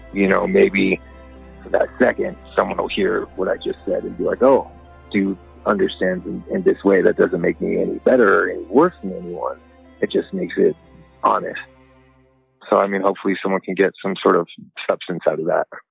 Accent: Albuquerque, New Mexico, United States; I come from Albuquerque, New Mexico

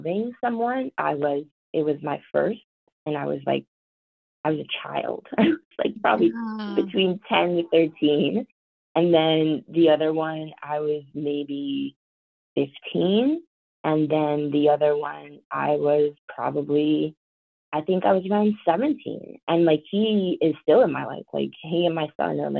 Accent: White Plains, New York, United States; accent: Valley girl; I talk very, Valley girl, because I grew up in White Plains, New York

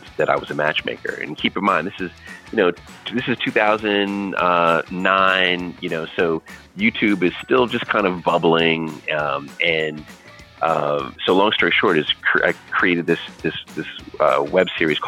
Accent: Jamaica; I'm Jamaican

